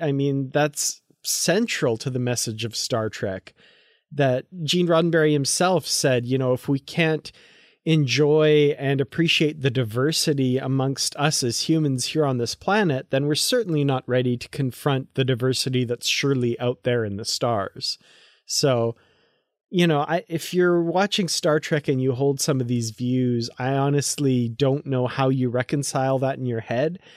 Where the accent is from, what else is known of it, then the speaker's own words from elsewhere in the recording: Grande Prairie, Alberta, Canada; my hometown of Grand Prairie, Alberta